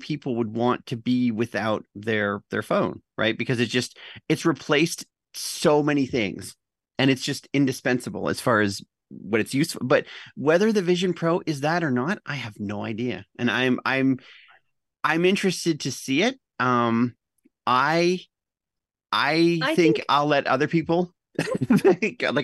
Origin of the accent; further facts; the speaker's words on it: Canada; I'm the Canadian